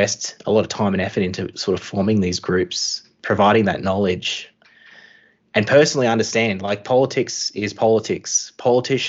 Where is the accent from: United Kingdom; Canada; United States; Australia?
Australia; as an Australian citizen, as well as an Aboriginal person